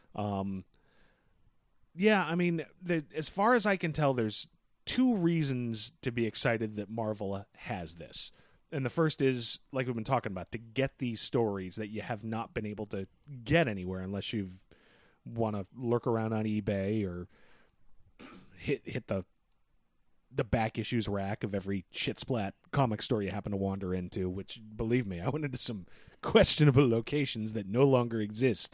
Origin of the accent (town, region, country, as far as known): United States